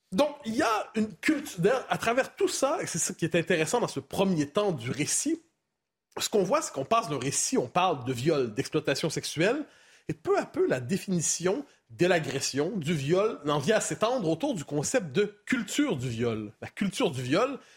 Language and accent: French; Quebec, Canada; chez moi, au Québec.